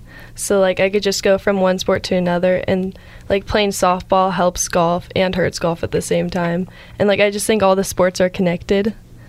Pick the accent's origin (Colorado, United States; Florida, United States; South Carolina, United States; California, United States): California, United States; Truckee; I was born in Truckee